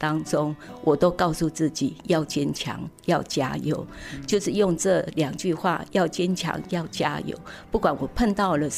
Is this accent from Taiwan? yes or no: yes; Taitung County, Taiwan; 我从小在仁爱国小那边求学，国中在宝山台东的宝山国中求学